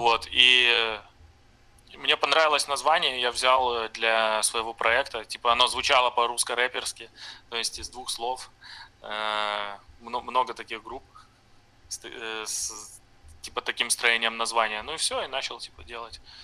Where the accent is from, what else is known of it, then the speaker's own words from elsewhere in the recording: Brest, Brest Region, Belarus; moved away as an adult; now in Novorossiysk, Russia; я из Бреста, из э, Беларуси